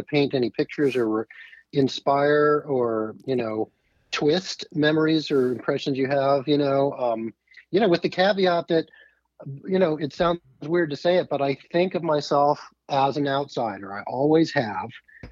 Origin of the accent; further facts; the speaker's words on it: Annapolis, Maryland, United States; I grew up in Annapolis